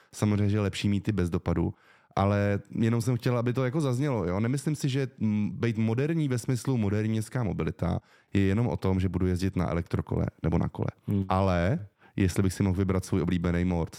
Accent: Prague, Czechia; já jsem vyrostl v Praze ve Střešovicích

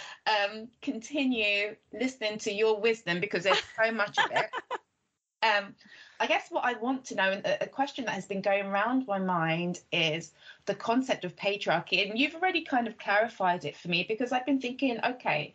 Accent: Nigeria; I'm Nigerian

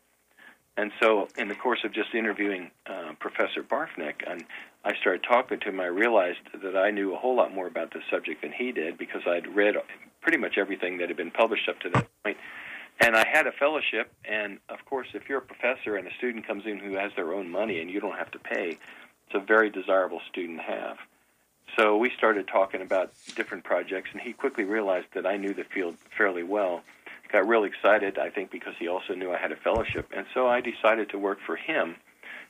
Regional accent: Cincinnati, Ohio, United States; moved away as an adult; also born or lived in Iowa / Purdue (Indiana); I grew up just outside Cincinnati

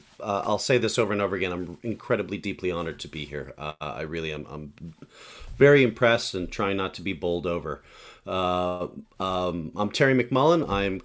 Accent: Santurce, Puerto Rico; also born or lived in Rockville, Maryland / upstate New York / Eugene; I'm originally from Santurce, Puerto Rico, but I've lived all over the country. I lived in Rockville, Maryland, upstate New York, obviously, Eugene

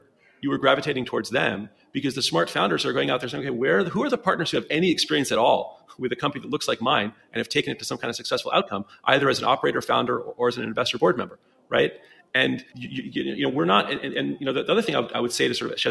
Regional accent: United States; moved away as an adult; also born or lived in London; as an American

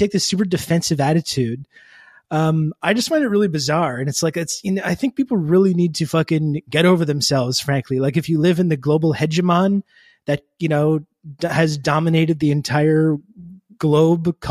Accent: Canada; I am actually Canadian

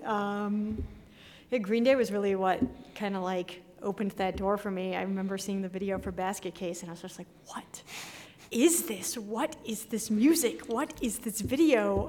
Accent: Santa Fe, New Mexico, United States; moved away as an adult; also born or lived in Boston; when I was growing up in New Mexico

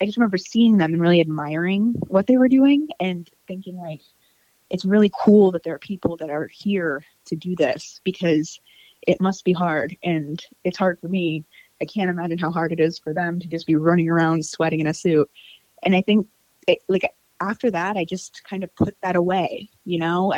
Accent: Clio, Michigan, United States; moved away as an adult; also born or lived in Flint, Michigan / Detroit, Michigan; now in Metro Detroit, United States; I was born in Flint, Michigan, which is north of Detroit. And then I grew up in a town even further north than that, like 20 minutes north of Flint. It's called Clio.

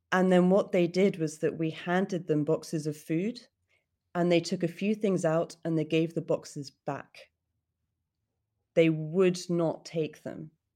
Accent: United Kingdom; for me to get through as a British woman

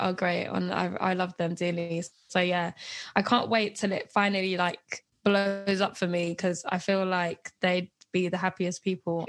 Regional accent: London, United Kingdom; I was born and raised in Hackney, born in Homerton Hospital

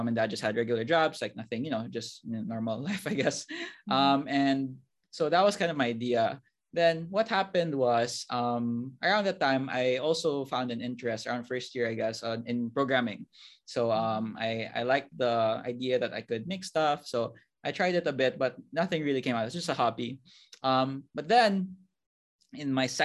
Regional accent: Cebu City, Central Visayas, Philippines; I'm from Cebu, born and raised here all my life

